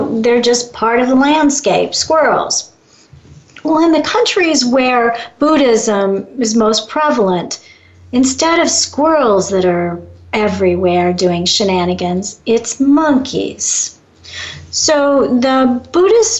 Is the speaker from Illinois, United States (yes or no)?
yes; Chicago, Illinois, United States; moved away; I come from Chicago originally